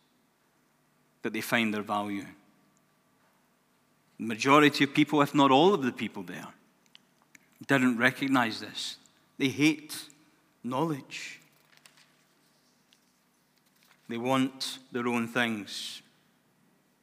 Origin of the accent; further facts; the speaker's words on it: Glasgow, Scotland, United Kingdom; my life growing up in Glasgow, or just outside of Glasgow in Scotland. I wasn't brought up in the worst of neighborhoods